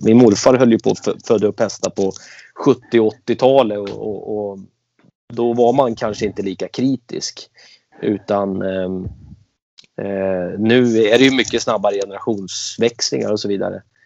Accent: Stockholm, Stockholm County, Sweden; moved away as an adult; now in Falkenberg, Sweden; jag växte upp i eh, Kista, Akalla och det är eh, i Stockholm, utanför Stockholm

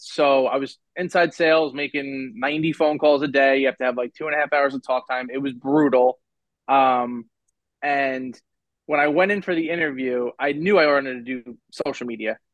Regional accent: Long Island, New York, United States; I'm from Long Island, so I have to commute

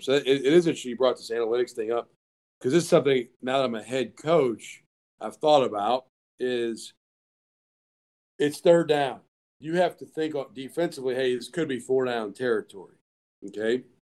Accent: the South, United States; I'm from the South

